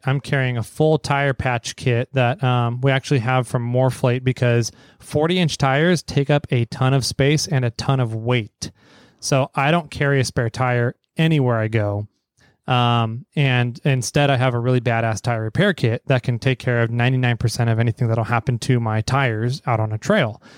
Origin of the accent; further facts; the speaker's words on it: Fresno, California, United States; now in Sacramento, United States; I grew up down near Fresno in the, the Fresno, Visalia, Tulare, Hanford area of Sacramento in the Central Valley